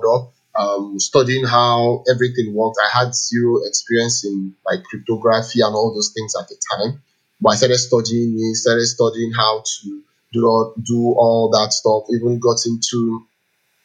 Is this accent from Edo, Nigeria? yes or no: no; Enugu, Enugu State, Nigeria; I grew up in Enugu.